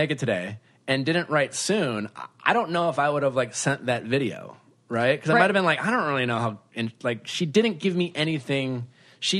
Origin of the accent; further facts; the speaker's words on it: Wisconsin, United States; moved away; You're in my state that I grew up.